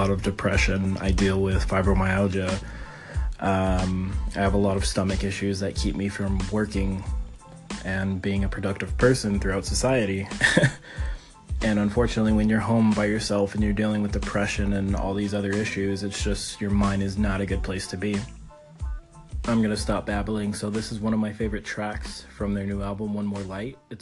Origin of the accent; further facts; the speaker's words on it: Los Angeles, California, United States; I'm from Los Angeles